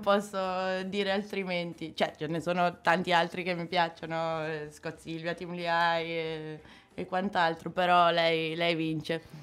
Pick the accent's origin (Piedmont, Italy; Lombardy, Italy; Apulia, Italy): Lombardy, Italy; Rho; also born or lived in Sicily; vengo da Ro, dalla periferia milanese